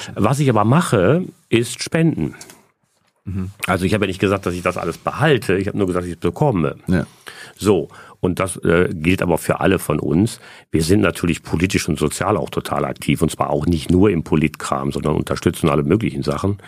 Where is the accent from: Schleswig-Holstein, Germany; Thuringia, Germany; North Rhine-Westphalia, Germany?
North Rhine-Westphalia, Germany; Essen; Ich bin in Essen-Stehle geboren und in Essen-Überruhr aufgewachsen